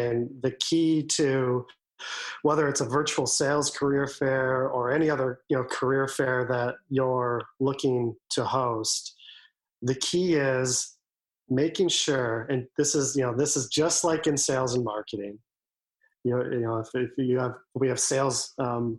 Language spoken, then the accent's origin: English; Wisconsin, United States; now in Washington, D.C., United States; I'm originally from Wisconsin and love Wisconsin